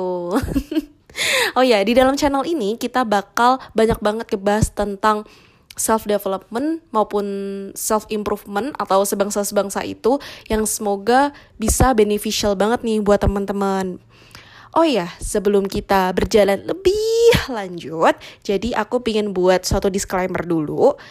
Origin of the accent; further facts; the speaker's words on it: Semarang, Central Java, Indonesia; aku Wong Semarang